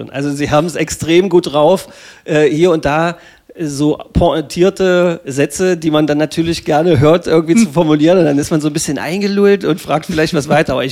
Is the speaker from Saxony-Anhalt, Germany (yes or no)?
yes; Magdeburg, Saxony-Anhalt, Germany; Also ich als Magdeburger Kind könnte ja gleich jetzt schon wieder ausflippen.